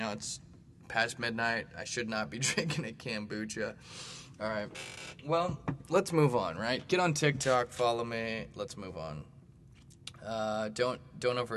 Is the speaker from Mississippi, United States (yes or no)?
no; Bay Area, California, United States; now in St. Louis, United States; I grew up actually in the Bay Area